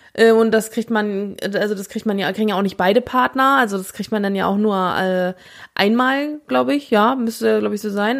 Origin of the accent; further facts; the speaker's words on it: West Germany, Germany; wir als Westdeutsche